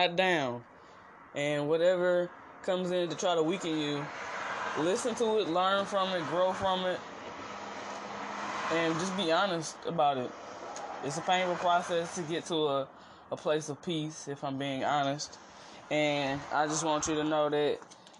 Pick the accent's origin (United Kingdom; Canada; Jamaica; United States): United States; East St. Louis, Illinois; also born or lived in Missouri; Born in Missouri, but raised in East St. Louis, Illinois.